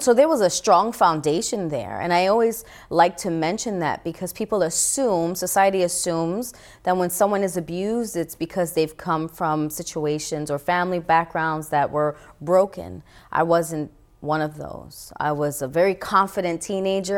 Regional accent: New York City, New York, United States; I grew up in the Bronx, New York, in the time known as the crack epidemic era.

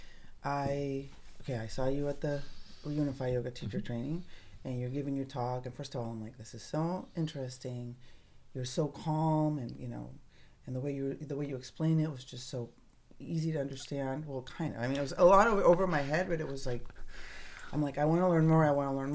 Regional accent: Tijuana, Baja California, Mexico; I grew up in Tijuana, a street girl

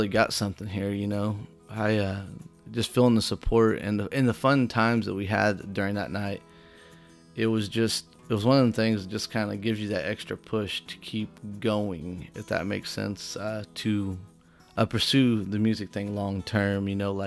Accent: White Hall, Illinois, United States; my hometown, Whitehall, which was 3 miles from Root House

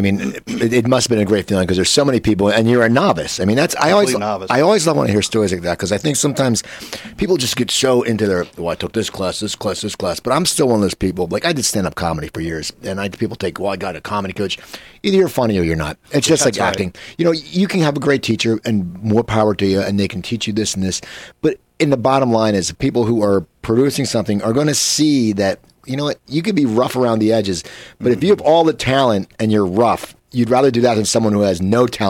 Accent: New Jersey, United States; I grew up outside of Philadelphia, New Jersey

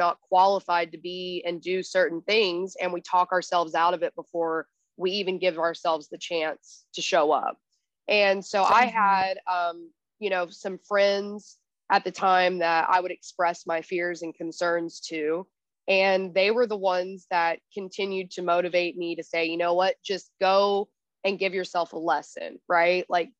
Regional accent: Texas, United States; also born or lived in Arizona, United States; And I came from Texas and Arizona. We didn't even have an ocean where I lived.

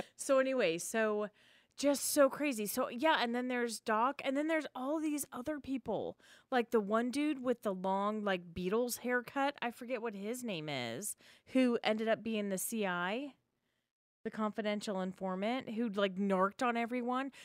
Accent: Spokane, Washington, United States; where I grew up in Spokane

